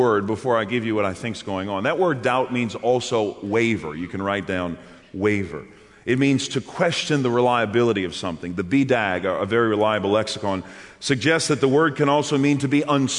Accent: New Orleans, Louisiana, United States; I'm from New Orleans

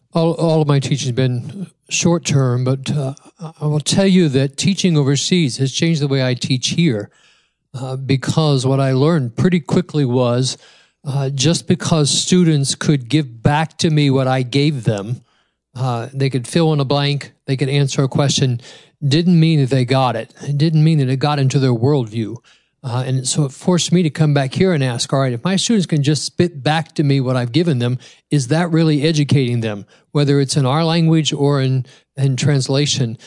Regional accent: United States; the American in the room

